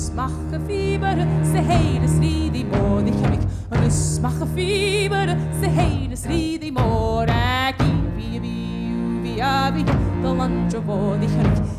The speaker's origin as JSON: {"language": "English", "region": "North Carolina", "country": "United States", "said": "my state, North Carolina"}